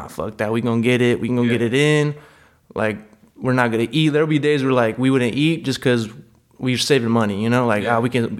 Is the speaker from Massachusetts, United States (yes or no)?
no; Gardena, California, United States; also born or lived in Compton, California / Lawndale, California; now in Iowa, United States; I moved around, like Gardena, California, Compton, and I just spent the rest of my life in Lawndale, California